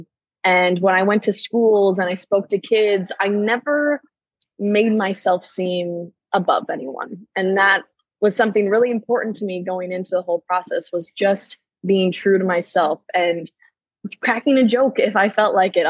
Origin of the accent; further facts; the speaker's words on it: Minot, North Dakota, United States; moved away as an adult; now in Minneapolis, United States; Minot, North Dakota, which is my hometown